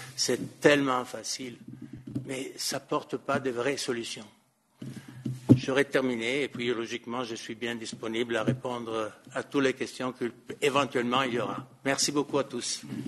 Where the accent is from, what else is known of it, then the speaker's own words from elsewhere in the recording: Italy; French is a second language; moved away; en Italie, qui est mon pays d'origine